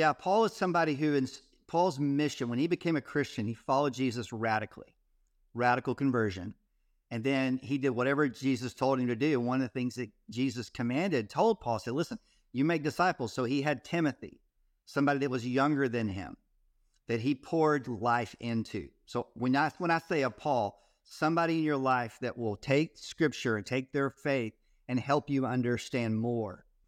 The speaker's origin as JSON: {"language": "English", "region": "Texas", "country": "United States", "tie": "born or raised there", "said": "I grew up in Texas"}